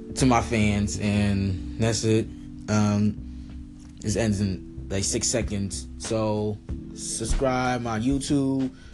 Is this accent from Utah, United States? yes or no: no; New York City, New York, United States; also born or lived in Bronx, New York; I was from Harlem, but I moved to the Bronx